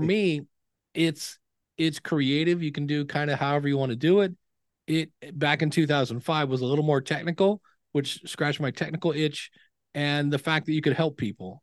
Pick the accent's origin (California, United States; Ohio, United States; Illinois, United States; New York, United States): Ohio, United States; Akron; I grew up in Akron, Ohio. I'm actually right now back in the house I grew up